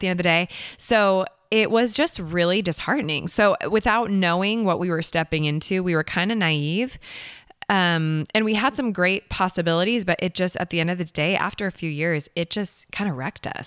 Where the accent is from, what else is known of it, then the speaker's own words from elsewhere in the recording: Seattle, Washington, United States; moved away as an adult; also born or lived in Los Angeles, California / New York; now in Nashville, United States; I am originally from Seattle, Washington, born and raised. and I grew up there